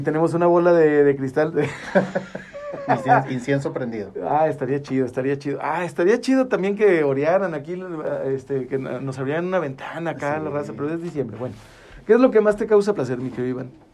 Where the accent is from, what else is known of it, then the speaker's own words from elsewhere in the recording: Gómez Palacio, Durango, Mexico; somos del ombligo del mundo.